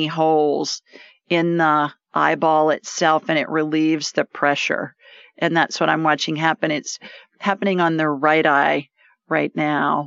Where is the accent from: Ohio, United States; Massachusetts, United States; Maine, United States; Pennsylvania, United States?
Ohio, United States; Columbus; I grew up in central Ohio in Columbus